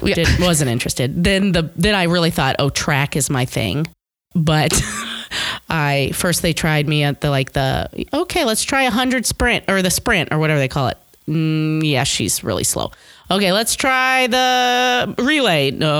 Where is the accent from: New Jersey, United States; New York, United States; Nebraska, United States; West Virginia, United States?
Nebraska, United States; Omaha; I am here from here, Omaha, Nebraska.